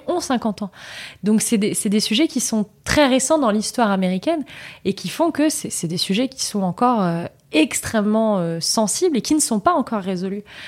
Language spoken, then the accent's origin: French; Vichy, Auvergne-Rhône-Alpes, France; Je suis née en Auvergne, une région que j'aime beaucoup. Je suis née à Vichy